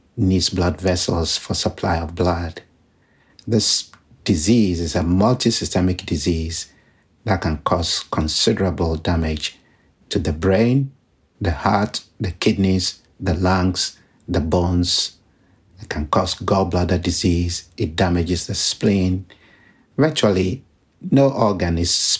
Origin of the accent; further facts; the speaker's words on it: Ghana; moved away; I was born in Ghana, in West Africa, which has a high burden of disease